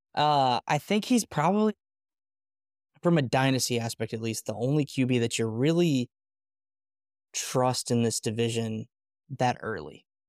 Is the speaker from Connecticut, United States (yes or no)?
no; Alabama, United States; I'm originally from Alabama